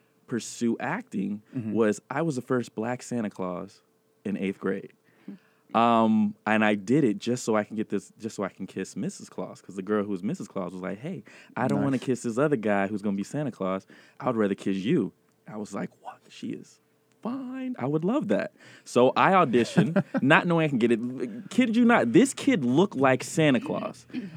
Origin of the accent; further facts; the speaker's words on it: Germany; I'm a military child, so I was born in Germany, and I lived there 20 years.